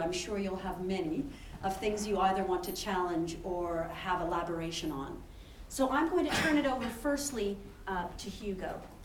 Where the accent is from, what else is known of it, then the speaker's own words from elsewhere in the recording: Canada; moved away as an adult; now in Oxford, United Kingdom; I'm originally from Canada